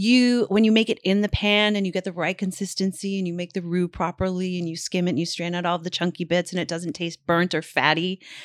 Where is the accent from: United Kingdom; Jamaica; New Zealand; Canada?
Canada; but as a Canadian, I'd never had it before.